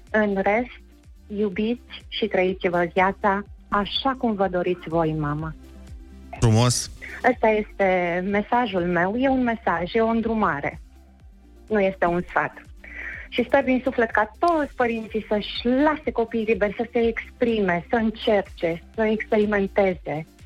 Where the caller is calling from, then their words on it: Bistrița, Bistrița-Năsăud, Romania; nu, sunt de la Bistrița vă sunt.